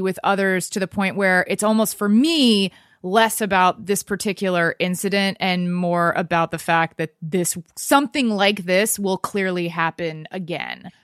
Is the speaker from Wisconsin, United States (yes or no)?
no; Texas, United States; also born or lived in New York; now in Los Angeles, United States; I've only lived here two years, and I lived in New York before that, and I grew up in Texas.